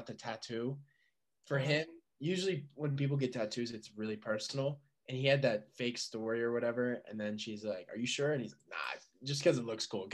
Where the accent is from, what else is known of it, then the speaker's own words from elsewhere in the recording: Colorado, United States; I was born in Colorado